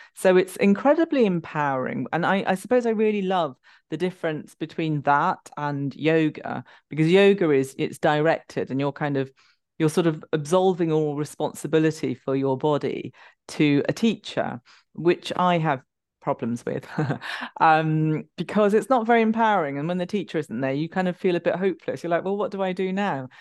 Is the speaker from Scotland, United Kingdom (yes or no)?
no; London, United Kingdom; I'm from London